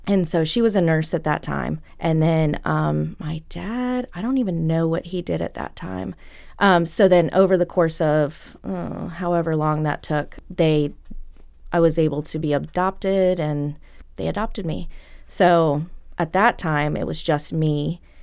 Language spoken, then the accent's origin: English; Lynchburg, Virginia, United States; I grew up in Lynchburg